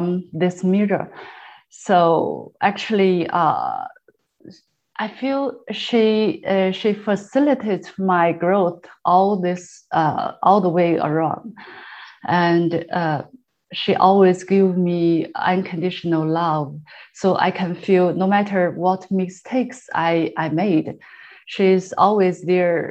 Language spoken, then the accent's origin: English; China; moved away as an adult; now in Canada; I'm from China. So we came here about 6.5 years ago.